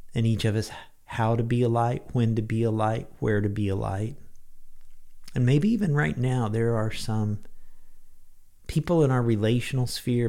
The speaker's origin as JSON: {"language": "English", "town": "Lincoln", "region": "Illinois", "country": "United States", "tie": "born or raised there", "said": "when I was in high school, President Gerald Ford made a brief stop at my hometown, Little Lincoln, Illinois"}